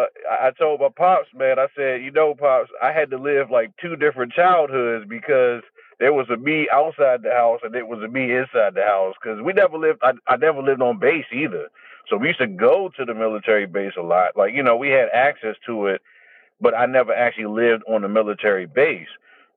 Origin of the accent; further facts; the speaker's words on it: Fort Belvoir, Virginia, United States; So, I was born in Fort Belvoir, Virginia. Both of my parents are Marines.